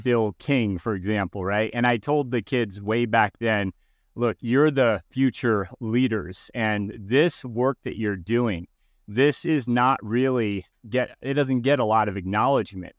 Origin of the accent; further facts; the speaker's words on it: Connecticut, United States; I was growing up in Connecticut